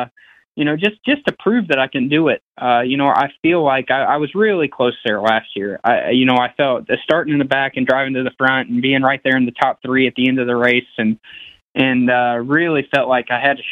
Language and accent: English; Brownstown, United States; growing up around Brownstown